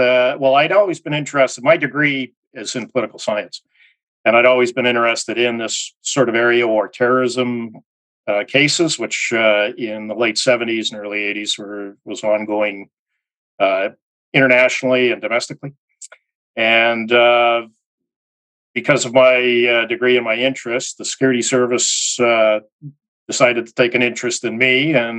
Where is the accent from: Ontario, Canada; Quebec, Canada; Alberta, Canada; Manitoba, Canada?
Manitoba, Canada; Winnipeg; moved away as an adult; also born or lived in Saskatchewan / Ottawa / Middle East; I was born and raised in Winnipeg. And being a prairie boy, I wanted to join the Mounted Police.